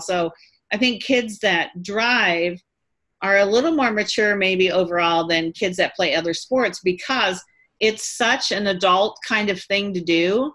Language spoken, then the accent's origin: English; Quincy, Illinois, United States; I was born and raised near Quincy, Illinois